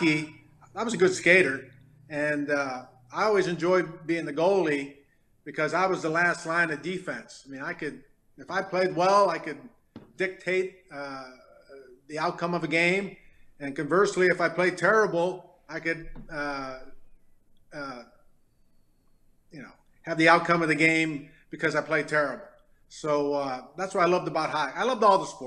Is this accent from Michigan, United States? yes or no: yes; Detroit, Michigan, United States; also born or lived in Farmington, Michigan; growing up in Detroit, I was known as the hockey guy